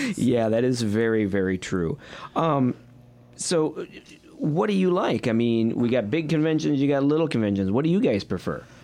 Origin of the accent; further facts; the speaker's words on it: Midwest, United States; I'm from the Midwest